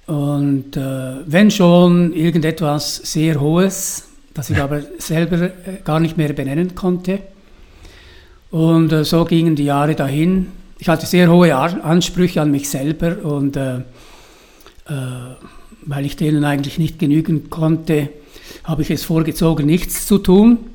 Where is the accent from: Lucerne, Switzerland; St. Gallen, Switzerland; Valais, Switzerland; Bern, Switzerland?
St. Gallen, Switzerland; Aber die, äh, da, wo ich aufgewachsen bin, es war schon sehr prägend. Auf der einen Seite die Kurfürsten, die fallen so steil ab. Auf der anderen Seite der Flumser Berg.